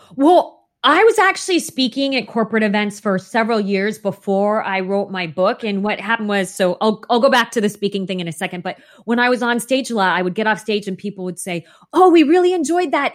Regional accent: Phoenix, Arizona, United States; I grew up in Phoenix, Arizona, and as you can imagine, it is oppressively hot there

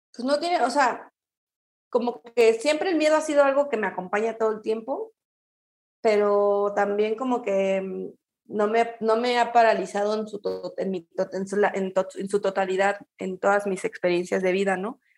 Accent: Querétaro, Mexico; also born or lived in Mexico City / Toluca; now in Guadalajara, Mexico; yo soy queretana, yo nací, soy queretana

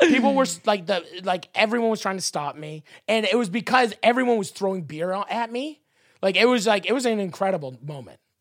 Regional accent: Canada; I'm Canadian

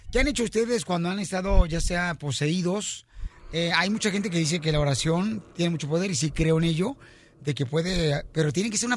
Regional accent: Oaxaca, Mexico; moved away; Soy de Oaxaca.

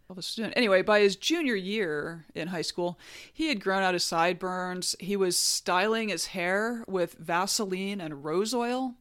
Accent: North Alabama, United States; I grew up in North Alabama

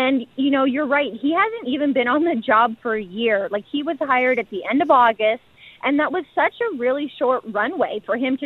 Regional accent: Edmonton, Alberta, Canada; I'm from Edmonton. This is where I had my introduction to the sport and where I fell in love with the game

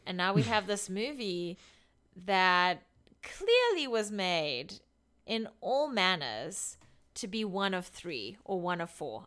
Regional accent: South Africa; now in Washington, United States; I come from South Africa

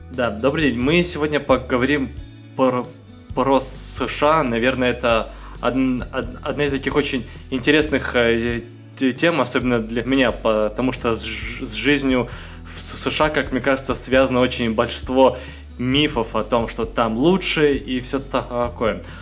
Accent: Russia; also born or lived in Magnitogorsk, Chelyabinsk Oblast; я из России

